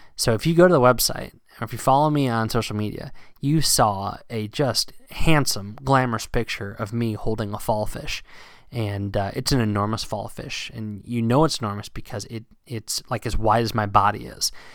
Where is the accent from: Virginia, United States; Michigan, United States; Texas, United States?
Virginia, United States; now in New England, United States; down south where I grew up and fishing in Virginia